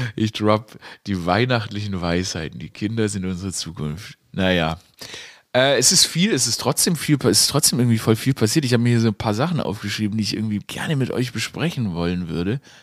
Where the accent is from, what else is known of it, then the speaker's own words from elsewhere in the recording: Stuttgart, Baden-Württemberg, Germany; ich bin ja in Stuttgart aufgewachsen